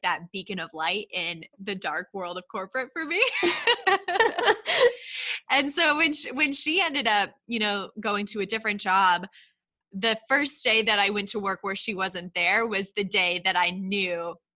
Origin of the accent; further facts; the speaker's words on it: Texas, United States; also born or lived in Brooklyn, New York / Philadelphia; now in Long Island, New York, United States; I'm actually originally from Texas